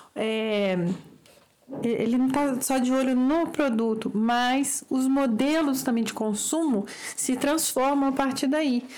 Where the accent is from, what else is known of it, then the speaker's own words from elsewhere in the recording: Brazil; um olhar como brasileiros em geral